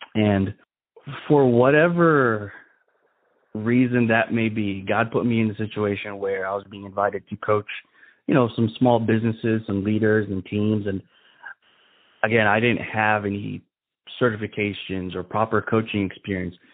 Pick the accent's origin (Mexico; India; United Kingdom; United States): United States; Chicago, Illinois; growing up in Chicago, we we lived in the ghetto